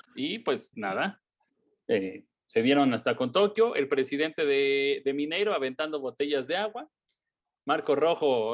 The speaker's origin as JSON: {"language": "Spanish", "country": "Mexico", "said": "como mexicano"}